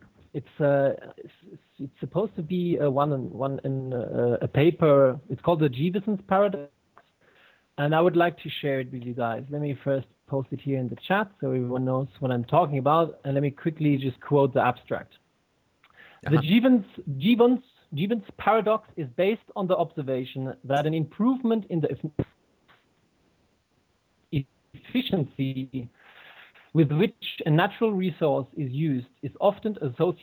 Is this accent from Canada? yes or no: no; Germany; I'm from Germany and I've been brought up by an English mother. So there, hence my accent